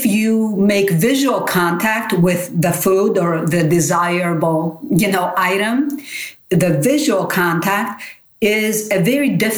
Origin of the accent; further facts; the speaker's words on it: Nafplio, Peloponnese, Greece; English is a second language; moved away; I'm from Nafplion. I'm from the old town center of Nafplion.